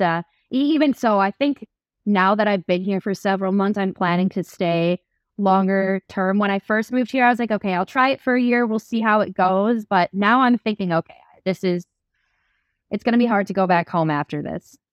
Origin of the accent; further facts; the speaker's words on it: Midwest, United States; moved away as an adult; also born or lived in New York City; now in Lisbon, Portugal; I'm a born and raised Midwesterner